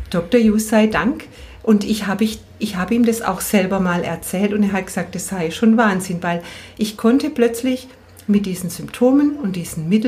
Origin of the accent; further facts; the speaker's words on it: Bad Friedrichshall, Baden-Württemberg, Germany; Ich komme aus Bad Friedrichshall und ich arbeite als Jus-Schülerin in der klassischen Homöopathie.